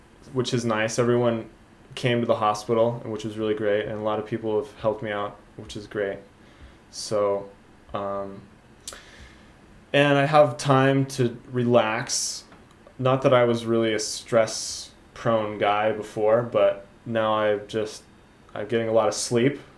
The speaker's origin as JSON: {"language": "English", "town": "Salt Lake City", "region": "Utah", "country": "United States", "moved": "yes", "lives_now": "Matsumoto, Japan", "said": "I'm from America, Salt Lake City, Utah. And I'm an English teacher here in Matsumoto"}